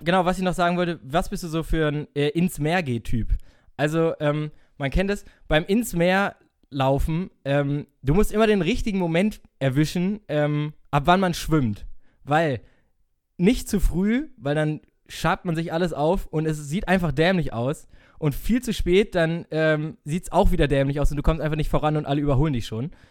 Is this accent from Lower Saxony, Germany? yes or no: no; North Rhine-Westphalia, Germany; wir kommen auch aus NRW